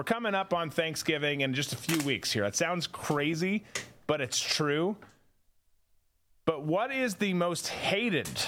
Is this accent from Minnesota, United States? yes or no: yes; Minnesota, United States; because I'm from Minnesota also.